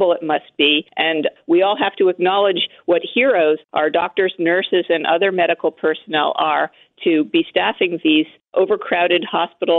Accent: New York City, New York, United States; I grew up here in Manhattan. I lived in the city for many decades

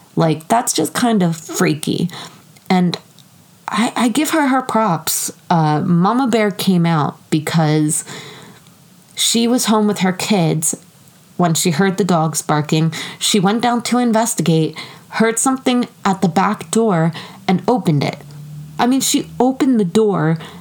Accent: United States; I'm American.

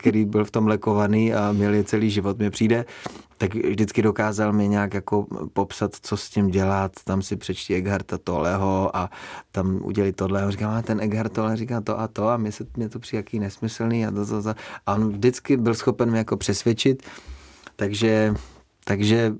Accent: Frýdek-Místek, Moravian-Silesian Region, Czechia; když jsme vyrůstali ve Frýdku místku

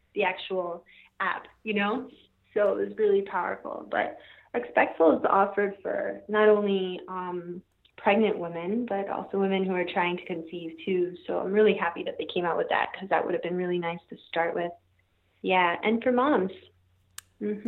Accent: Jamaica; now in Ocala, United States; I'm originally from Jamaica, and somehow ended up here in the forest

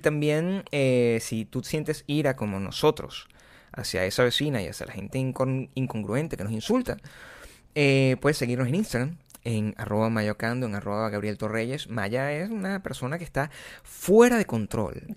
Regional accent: Venezuela; moved away; yo vengo de Venezuela.

